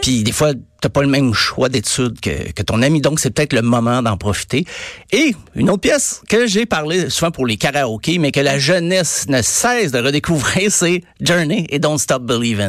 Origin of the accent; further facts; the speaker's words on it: Estrie, Quebec, Canada; je viens de l'Estrie, là. Je viens de la campagne